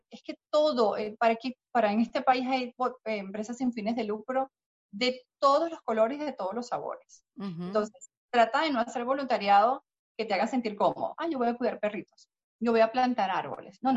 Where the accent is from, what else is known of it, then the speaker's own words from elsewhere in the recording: Texas, United States; Yo, como nací y crecí en Texas, tengo esposo, primo, cuñado, hermano, y me va a servir de trampolín de referencia.